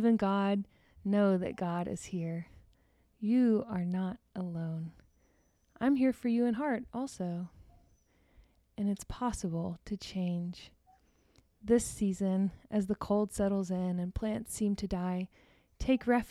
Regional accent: Deer Park, Texas, United States; my hometown, shout out to Deer Park, Texas

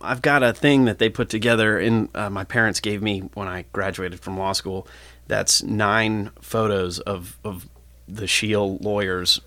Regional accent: Cincinnati, Ohio, United States; I grew up here in Cincinnati

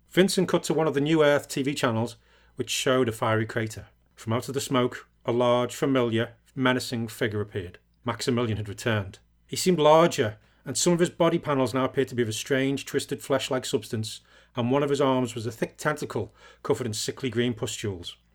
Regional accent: England, United Kingdom; Yeah, I think it helps because I'm English as well.

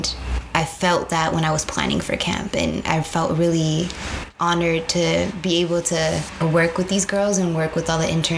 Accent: San Jose, California, United States; moved away as an adult; now in Chicago, United States; born and raised in San Jose, California

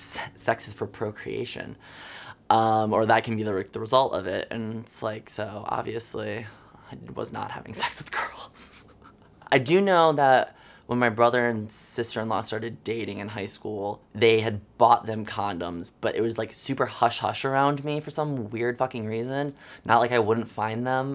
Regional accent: Jackson, Michigan, United States; I am from Jackson, Michigan, about 70 miles west of Detroit

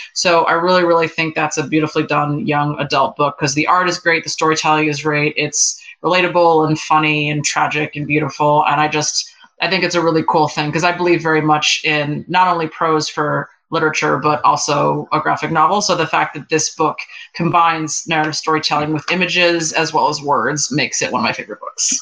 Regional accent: New York, United States; now in Los Angeles, United States; I live in LA and I've lived here for a long time, but I'm originally from New York.

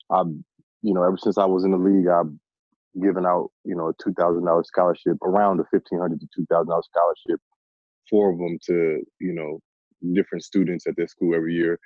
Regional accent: Omaha, Nebraska, United States; moved away as an adult; I was born and raised in Omaha, Nebraska on the north side.

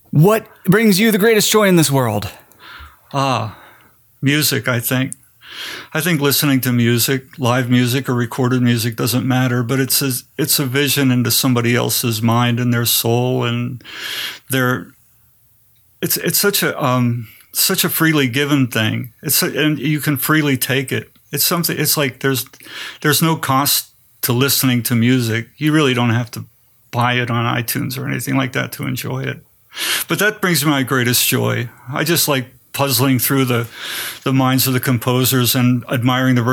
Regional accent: Pennsylvania, United States; also born or lived in Greensburg / Greensboro / Kutztown / Wilkes-Barre; I grew up in Greensburg, Pennsylvania, Greensboro, North Carolina, Kutztown, Pennsylvania, and Wilkes-Barre, Pennsylvania.

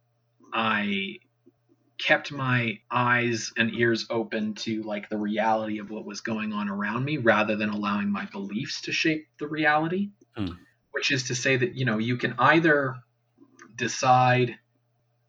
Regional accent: Canada; speaking as a Canadian, maybe that's slightly easier because I grew up in a, you know, conservative right-wing province that still always had socialized healthcare

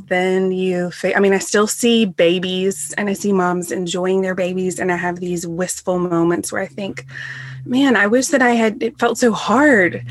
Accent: the South, United States; also born or lived in England; now in Greenville, SC, United States; We're all from the South.

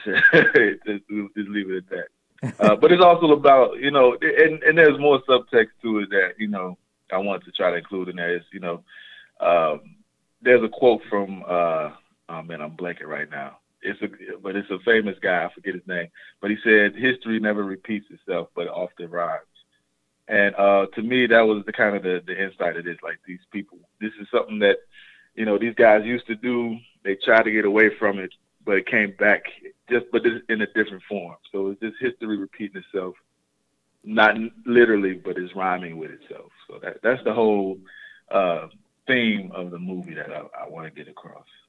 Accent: Chicago, Illinois, United States; I'm originally from South Side Chicago

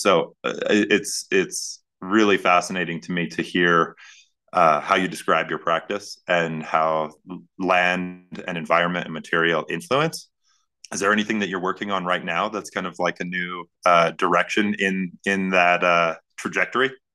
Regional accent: Northern Plains, North Dakota, United States; now in Glorieta, United States; I'm from the Northern Plains.

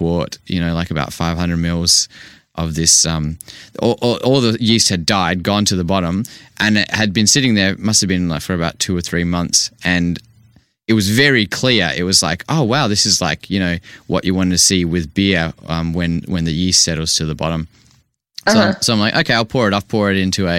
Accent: Vancouver, British Columbia, Canada; now in Perth, Australia; I grew up in Vancouver, and now coming living in Perth here in Australia

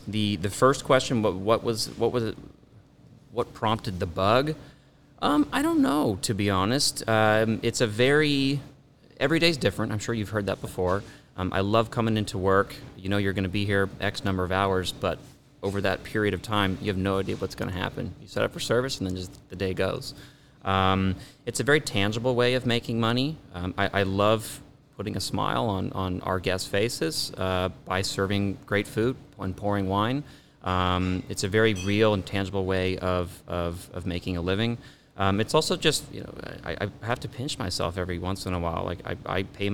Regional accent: Orange County, California, United States; also born or lived in Midwest; I grew up here in Orange County. I went to high school in Santa Ana

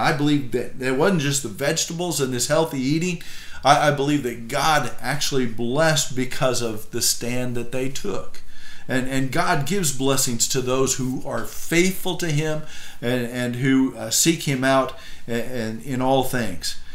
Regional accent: United States; I'm an American

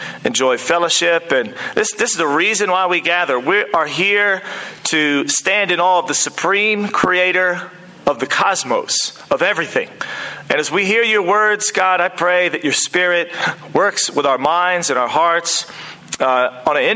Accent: United States; now in New Zealand

